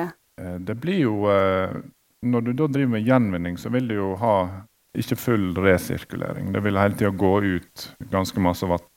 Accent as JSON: {"language": "Norwegian", "town": "Hyllestad", "region": "Vestland", "country": "Norway", "also_born_or_lived": "Bergen", "said": "Jeg er jo fra Hyllestad"}